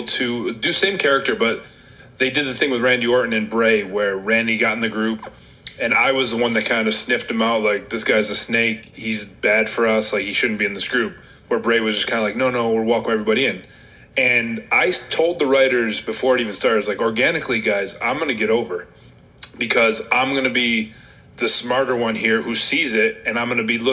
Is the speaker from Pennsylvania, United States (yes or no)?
no; Rochester, New York, United States; I'm from Rochester, New York